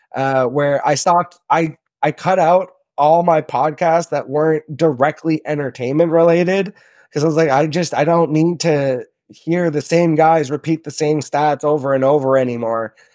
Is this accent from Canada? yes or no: yes; Toronto, Ontario, Canada; now in Sault Ste. Marie, Canada; I'm originally from Southern Ontario, so I grew up in Toronto